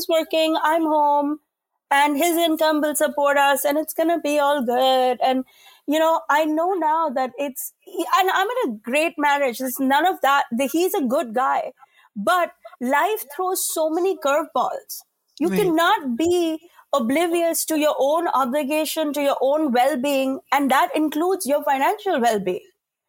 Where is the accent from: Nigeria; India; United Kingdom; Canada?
India; And I like as an Indian woman, it's killing me to say this